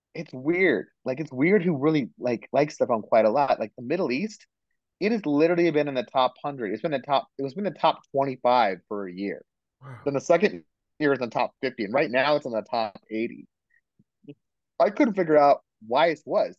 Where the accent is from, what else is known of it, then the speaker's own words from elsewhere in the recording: India; I'm Indian